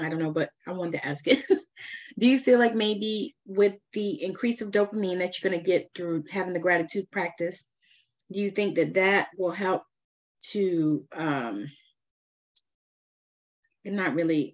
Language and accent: English; Georgia, United States; I'm from Georgia